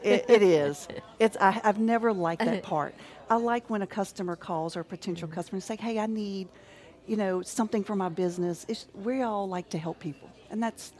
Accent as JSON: {"language": "English", "town": "Baton Rouge", "region": "Louisiana", "country": "United States", "tie": "born or raised there", "said": "I was born in Baton Rouge, grew up in Baton Rouge. I went to St. Joseph's, went to LSU"}